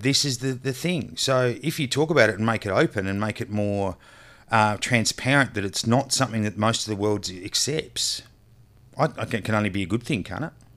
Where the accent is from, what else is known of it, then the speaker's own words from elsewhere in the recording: Australia; I'm an Australian